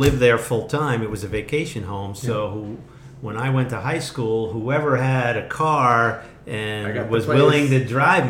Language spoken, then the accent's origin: English; New Jersey, United States; I'm from New Jersey